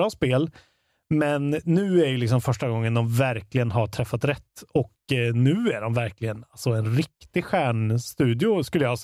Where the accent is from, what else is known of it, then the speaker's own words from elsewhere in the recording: Karlstad, Värmland, Sweden; Men det är för att jag är från Karlstad också.